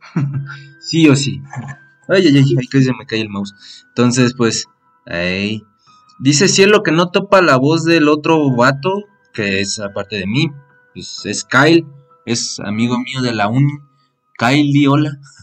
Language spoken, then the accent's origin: Spanish; Mexico City, Mexico; Nosotros somos de la CDMX, de México, directos desde México